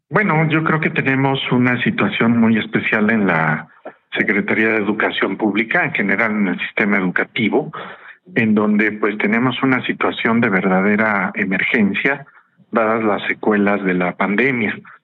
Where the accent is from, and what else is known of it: Mexico